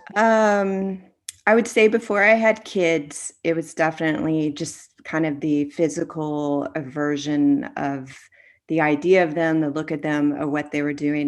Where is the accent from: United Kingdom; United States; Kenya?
United States; Florida; growing up in Florida